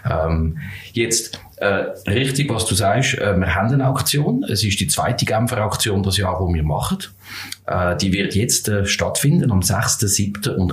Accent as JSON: {"language": "German", "region": "Zurich", "country": "Switzerland", "tie": "born or raised there", "said": "möchte das Tram nehmen von mm, Flunter, wo ich aufgewachsen bin"}